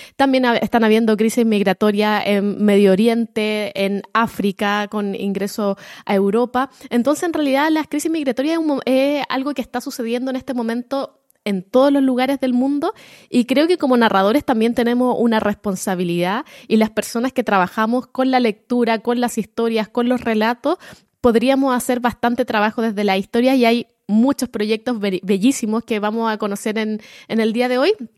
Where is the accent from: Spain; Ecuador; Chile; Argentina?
Chile; como éramos chilenos